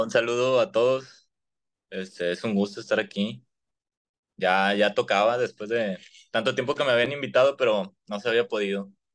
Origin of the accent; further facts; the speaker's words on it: Monterrey, Nuevo León, Mexico; los que somos de Monterrey